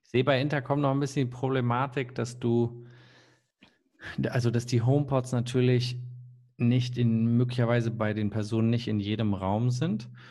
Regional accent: Bremen, Germany; ich komme ja aus der Nähe von Bremen und meine Klassenkameraden, die hatten zum Teil wirklich einen langen Weg aus Worpswede ähm, zu unserer Schule

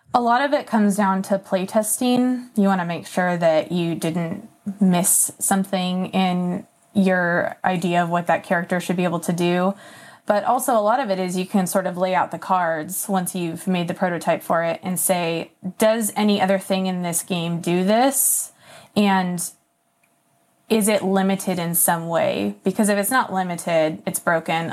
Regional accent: Napa Valley, California, United States; moved away as an adult; also born or lived in Oklahoma / San Francisco, California; now in South Carolina, United States; I was born in Oklahoma and then moved to California when I was like eight. And I lived in the Napa Valley for uh, 13 years

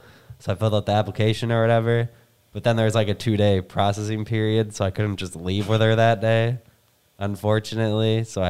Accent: Fox Cities, Wisconsin, United States; moved away; I'm originally from the Fox Cities

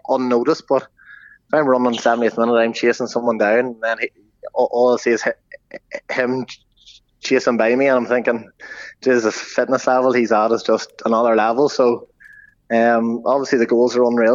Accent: Dungannon, Northern Ireland, United Kingdom; moved away as an adult; now in Belfast, United Kingdom; I'm from Dungannon.

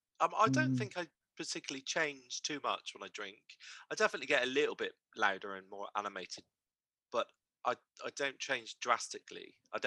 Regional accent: Bristol, South West England, United Kingdom; accent: Bristol; I tried to soften it and get rid of it because I was very embarrassed about my Bristol accent

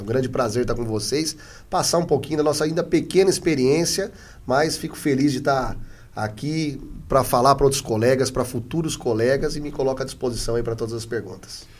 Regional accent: Adamantina, São Paulo, Brazil; also born or lived in Presidente Prudente / Carapicuíba; Eu sou né, do, do interior de São Paulo, sou de Adamantina

